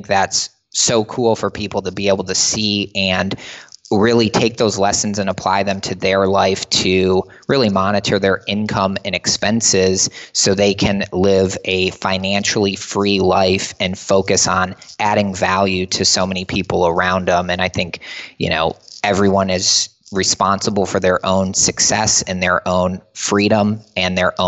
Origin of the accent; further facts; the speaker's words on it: Michigan, United States; we played ice hockey growing up in Michigan, and we went to the University of Michigan.